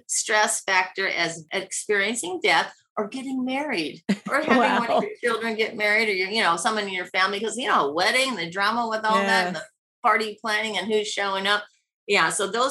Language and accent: English; Midwest, United States; Maybe it's because we're from the Midwest, but that part's easy.